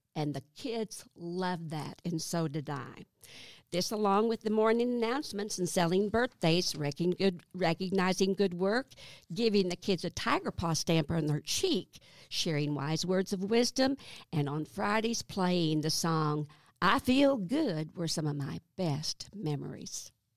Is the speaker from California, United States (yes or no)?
no; south of Highfill, Arkansas, United States; also born or lived in Burlington, Iowa; I was born in Iowa. Burlington, Iowa, and my family moved to Arkansas the summer that I turned seven. When, uh, I grew up on a farm just south of Highfall